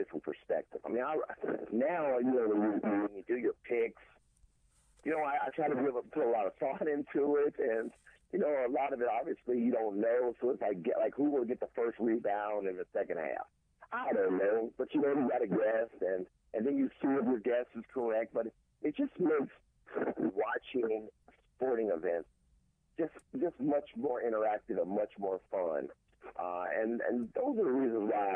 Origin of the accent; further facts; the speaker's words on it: Cincinnati, Ohio, United States; I'm born and raised in Cincinnati, Ohio, so that grew up on that side of the country.